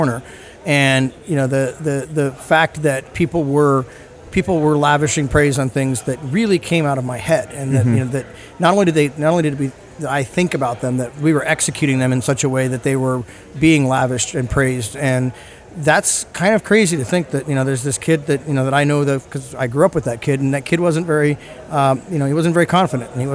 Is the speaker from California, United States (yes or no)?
yes; San Diego, California, United States; I'm born and raised in San Diego